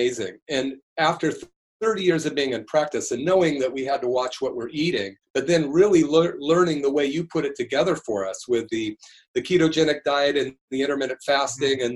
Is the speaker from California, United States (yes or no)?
yes; Berkeley, California, United States; I grew up in Berkeley in the 60s